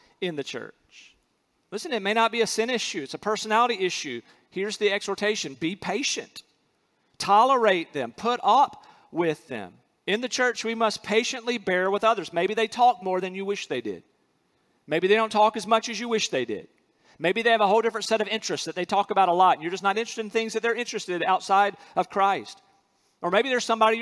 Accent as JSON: {"language": "English", "region": "North Carolina", "country": "United States", "also_born_or_lived": "Alabama", "moved": "as an adult", "said": "I'm from North Carolina"}